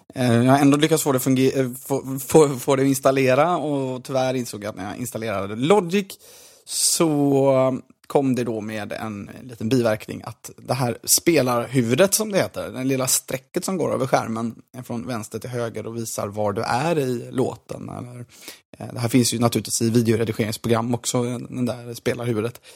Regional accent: Gothenburg, Västra Götaland, Sweden; som göteborgare

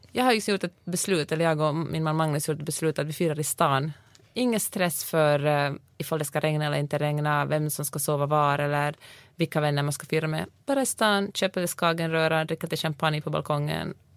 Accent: Finland; also born or lived in Sweden; now in United States; jag kommer från Finland

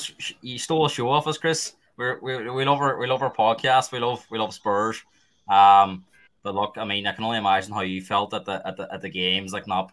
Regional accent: Derry, Northern Ireland, United Kingdom; like being from Ireland, massive achievement. My hometown, Derry City

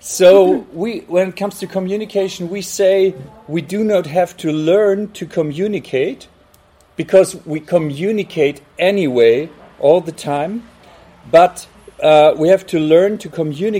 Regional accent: Hamburg, Germany; we're from Hamburg

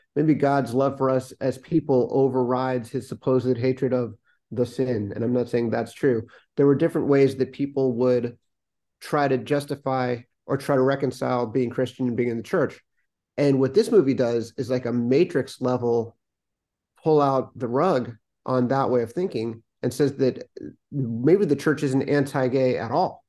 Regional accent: Swarthmore, Pennsylvania, United States; I grew up in Swarthmore, Pennsylvania

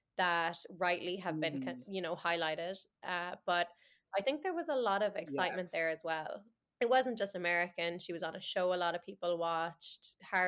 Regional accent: Ireland; moved away as an adult; also born or lived in London; now in Boston, United States; I'm Irish

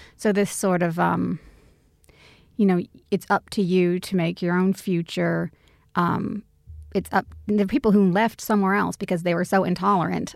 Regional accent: United States; moved away; also born or lived in Australia; I am, you know, American, I'm Australian, I'm both

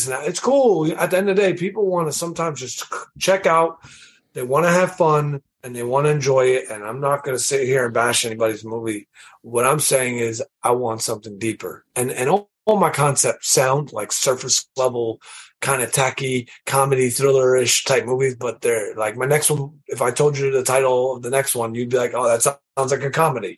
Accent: New York City, New York, United States; I'm from Queens, New York

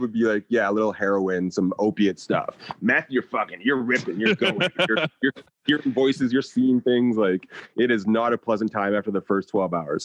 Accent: United States; being an American

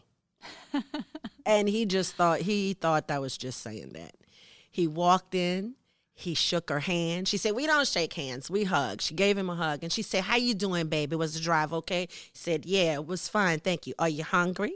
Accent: United States; moved away as an adult; now in Norway; as a black person growing up in America

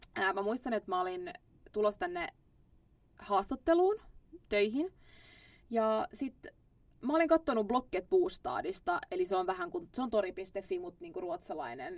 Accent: Finland; moved away as an adult; now in Stockholm, Sweden; Mä oon Suomesta

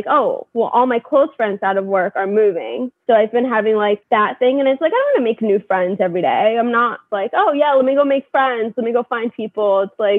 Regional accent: California, United States; Like I came from California. They're all from New York. It's very different.

